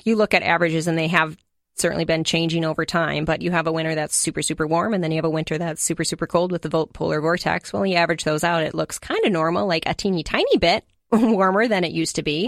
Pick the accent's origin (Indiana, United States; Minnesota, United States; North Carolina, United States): Minnesota, United States; Hastings; I grew up in Hastings